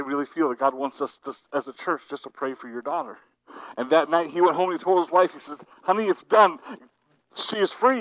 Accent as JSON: {"language": "English", "town": "New Philadelphia", "region": "Ohio", "country": "United States", "moved": "yes", "said": "I am a result of my home church, New Philadelphia, Ohio, Calvary Baptist Church"}